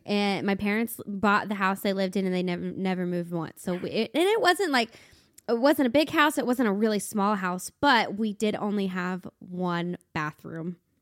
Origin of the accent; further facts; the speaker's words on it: Cincinnati, Ohio, United States; now in Nashville, United States; I grew up in Cincinnati, Ohio.